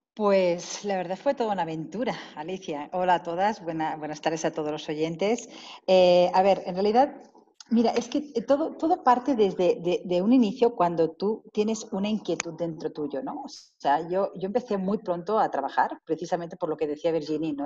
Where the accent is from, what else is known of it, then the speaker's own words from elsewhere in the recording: Spain; moved away as an adult; now in Mexico; yo me fui de España precisamente porque, por mi inquietud de aprender más